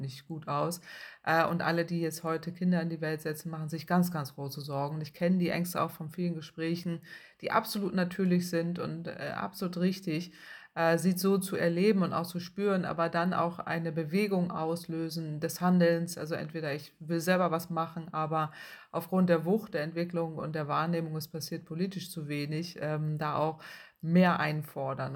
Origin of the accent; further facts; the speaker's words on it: Northern Germany, Germany; Ich komme aus dem Norden Deutschlands